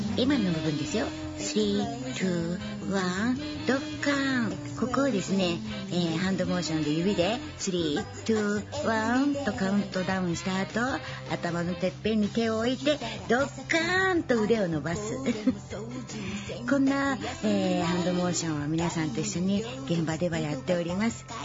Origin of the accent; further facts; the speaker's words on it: Chiba, Japan; also born or lived in Kyoto; 地元千葉県